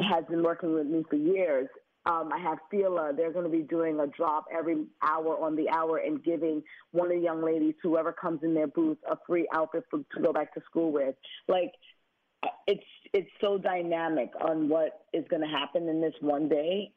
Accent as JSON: {"language": "English", "town": "New York City", "region": "New York", "country": "United States", "tie": "born or raised there", "said": "Me growing up in Brooklyn"}